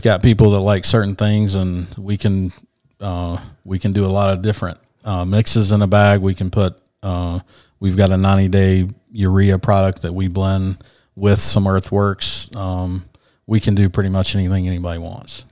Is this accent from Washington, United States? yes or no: no; Asheville, North Carolina, United States; moved away as an adult; also born or lived in Savannah, Georgia / Sarasota, Florida; I was from Asheville